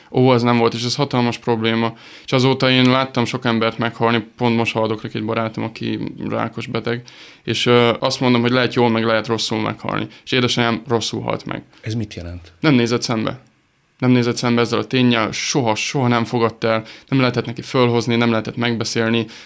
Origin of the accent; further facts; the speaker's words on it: Hungary; 600 fős kicsi, kicsi, kicsi nagyon hagyományőrző, nagyon konzervatív pici falu. Onnan én származom, és ebbe a pici kis zsebkendőnyi faluban van egy kis kastély, amit még jó 150 éve építettek, és akkor ott laktunk öreganyámmal.